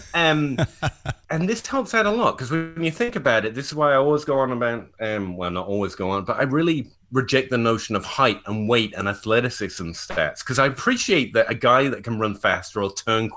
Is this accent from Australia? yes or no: no; England, United Kingdom; I'm English